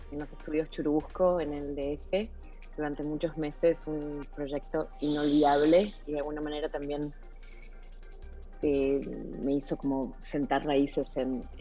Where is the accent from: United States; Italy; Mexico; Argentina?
Argentina; para mí muy cercano porque soy argentina y, Chile es un país hermano eh, limítrofe con, el mío